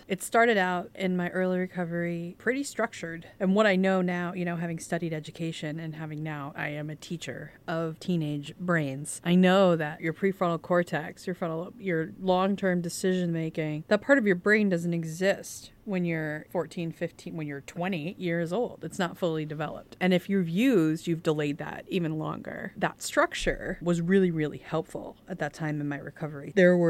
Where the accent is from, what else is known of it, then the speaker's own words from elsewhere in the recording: England, United Kingdom; Okay, I'm an English person.